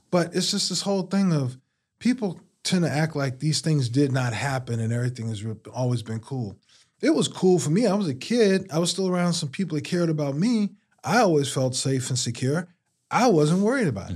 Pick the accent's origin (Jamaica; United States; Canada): United States; Washington, District of Columbia; now in Durham, United States; I was born and raised in Southeast D C.